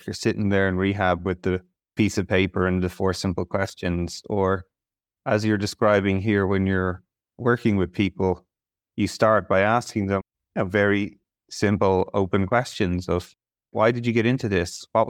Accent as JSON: {"language": "English", "country": "Ireland", "said": "As an Irish person, it breaks my heart."}